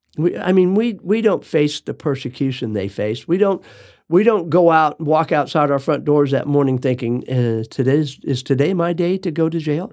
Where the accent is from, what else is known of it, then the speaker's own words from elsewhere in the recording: United States; I'm an American.